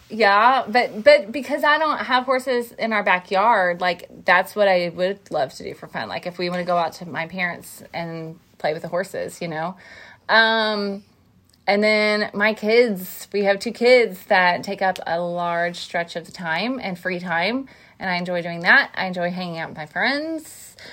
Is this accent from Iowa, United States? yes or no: no; Van Buren, Missouri, United States; we grew up in a small town in southeast Missouri called Van Buren.